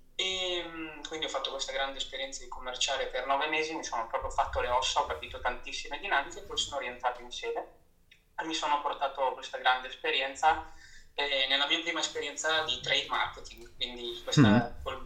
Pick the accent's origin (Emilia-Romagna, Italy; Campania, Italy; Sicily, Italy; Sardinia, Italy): Emilia-Romagna, Italy; Rimini; moved away as an adult; also born or lived in Milan; sono nato a Rimini e, eh, e cresciuto a Rimini e poi mi sono trasferito a Milano dove ho proseguito i miei studi